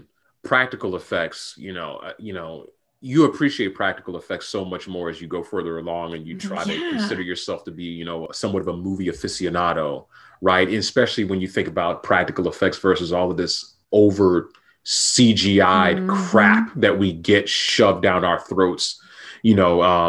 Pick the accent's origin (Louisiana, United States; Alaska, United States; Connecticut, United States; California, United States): California, United States; Los Angeles; Los Angeles.